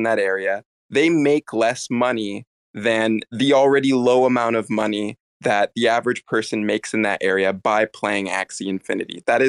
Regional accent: United States; I was born here and I'm an American citizen

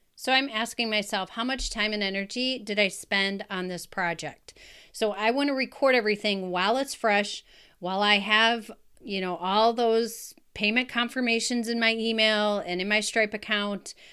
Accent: Wisconsin, United States; in my hometown in Wisconsin

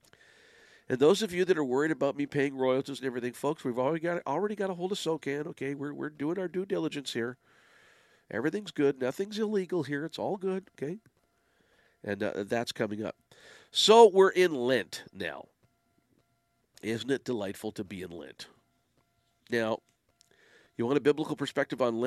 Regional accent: Windsor, Ontario, Canada; now in Ottawa, Canada; Windsor's my hometown

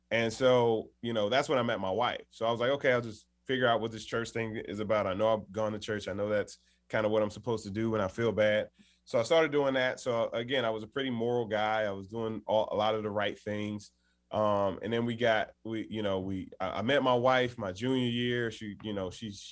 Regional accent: Washington, District of Columbia, United States; I grew up in Washington, D.C.

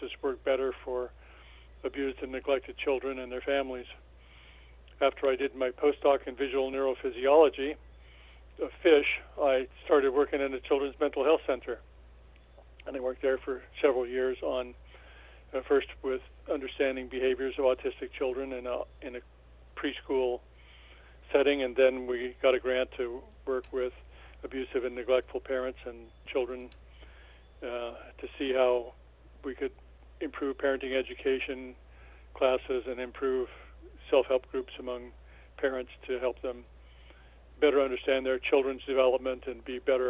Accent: Albuquerque, New Mexico, United States; also born or lived in Oklahoma City, Oklahoma; I was born in Oklahoma City, the second of six boys. We weren't all born in Oklahoma City. The last two were born in Albuquerque, where I grew up, Albuquerque, New Mexico.

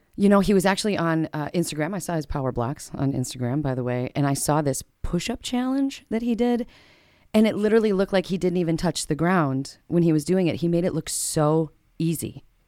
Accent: Minneapolis, Minnesota, United States; also born or lived in Andover, Minnesota; now in Victoria, United States; I'm originally from Northeast Minneapolis

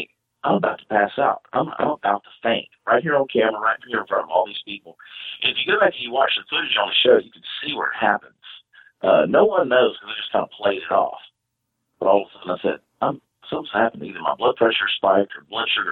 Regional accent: Augusta, Georgia, United States; now in Texas, United States; I'm originally from Augusta, Georgia

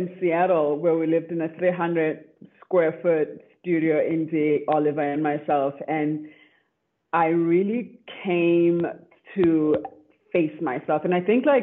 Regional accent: South Africa; now in Austin, United States; I am from South Africa

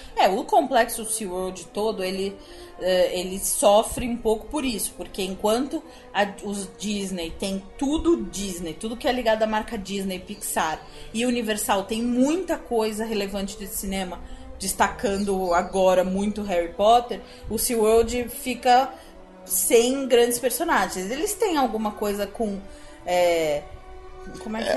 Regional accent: Brazil; Como bom brasileiro

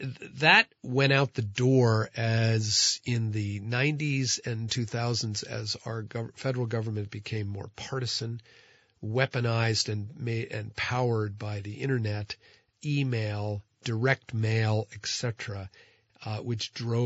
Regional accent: New Jersey, United States; now in Vermont, United States; I'm from New Jersey.

